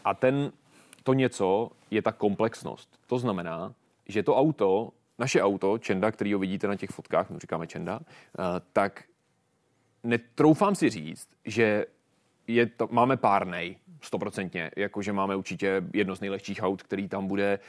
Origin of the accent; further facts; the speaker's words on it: Czechia; jsme nejlepší Češi